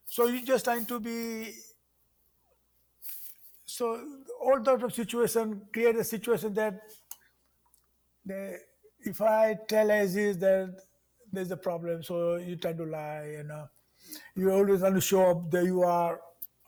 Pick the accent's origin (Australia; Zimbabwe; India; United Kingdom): India; Mumbai, Maharashtra; accent: Indian English; moved away as an adult; now in South Bend, United States; growing up in Mumbai was fantastic